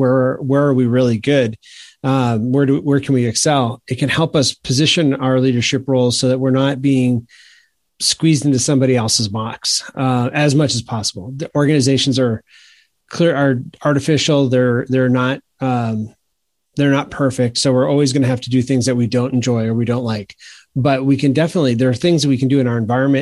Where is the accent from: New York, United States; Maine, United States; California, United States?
Maine, United States; now in South Carolina, United States; I grew up in Maine, so there's a lot of hockey there.